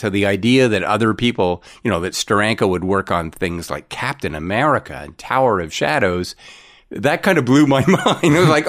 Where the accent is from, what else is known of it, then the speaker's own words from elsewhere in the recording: Ottawa, Ontario, Canada; Well, I was a military brat, so I moved around, and my family ended up in Ottawa when I was about six.